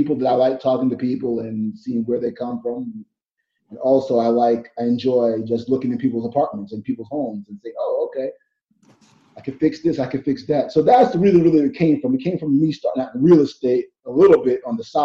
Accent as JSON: {"language": "English", "town": "New York City", "region": "New York", "country": "United States", "tie": "born or raised there", "said": "I was born and raised in Brooklyn my whole life, been there for like ever"}